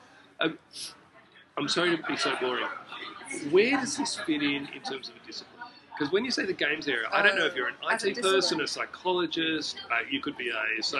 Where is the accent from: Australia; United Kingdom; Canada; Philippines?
Australia; Sydney, New South Wales; People wouldn't even leave the Southern Shire, which is where I grew up.